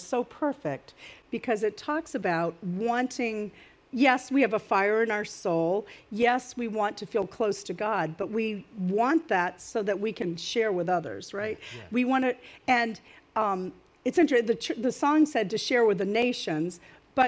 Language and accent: English; Maine, United States; now in New Jersey, United States; I'm from Maine. I'm not really a Jersey girl